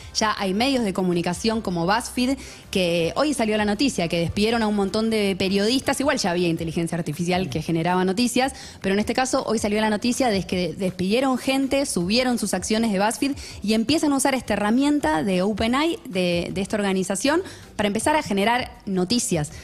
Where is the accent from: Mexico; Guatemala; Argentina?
Argentina; somos argentinos